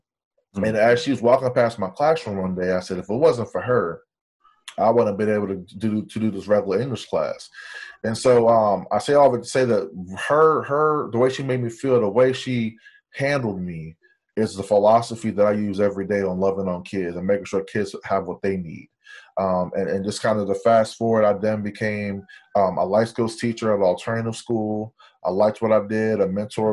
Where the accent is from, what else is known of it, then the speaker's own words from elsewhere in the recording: Harrisonburg, Virginia, United States; also born or lived in Los Angeles, California / Belize (parents); Los Angeles to Virginia